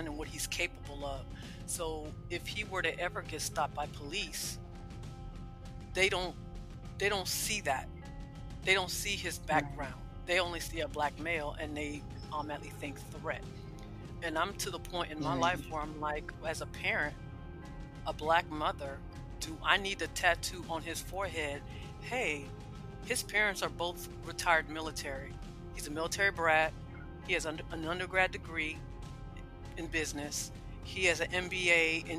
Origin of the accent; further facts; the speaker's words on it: West Palm Beach, Florida, United States; now in Georgia, United States; I grew up in West Palm Beach, Florida